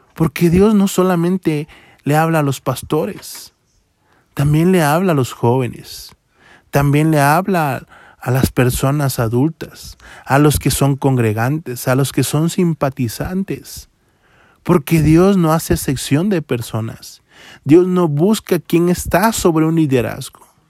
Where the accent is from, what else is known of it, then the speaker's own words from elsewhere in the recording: Tapachula, Chiapas, Mexico; now in Mexico City, Mexico; soy de Tapachula, Chiapas, a 1200 kilómetros en carretera y tomé la decisión de venirme a esta